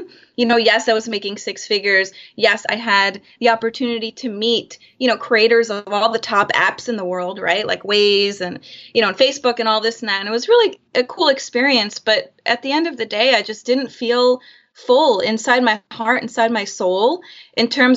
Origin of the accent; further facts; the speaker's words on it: Florida, United States; moved away as an adult; also born or lived in Chicago / San Francisco Bay Area; now in San Francisco, United States; Born and raised in Florida